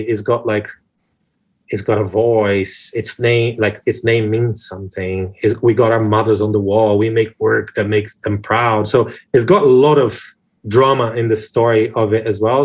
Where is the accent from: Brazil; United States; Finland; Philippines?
Brazil; now in United Kingdom; I'm flamboyant, big hair Brazilian guy